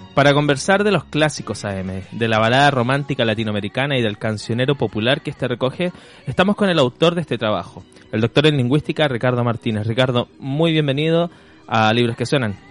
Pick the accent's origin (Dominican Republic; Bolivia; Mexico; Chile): Chile